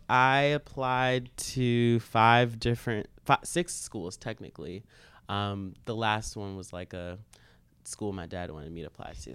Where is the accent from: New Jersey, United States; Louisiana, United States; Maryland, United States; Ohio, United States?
Maryland, United States; moved away as an adult; now in New York City, United States; I'm already from Maryland